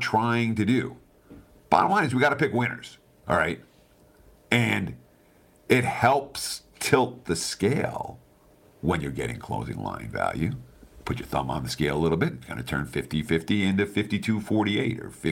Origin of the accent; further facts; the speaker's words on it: New York, United States; moved away as an adult; also born or lived in Michigan; I grew up in New York